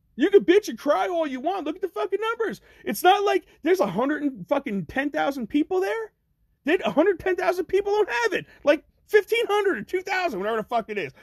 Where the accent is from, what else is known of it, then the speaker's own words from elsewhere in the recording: Ocean County, New Jersey, United States; I'm from Ocean County, New Jersey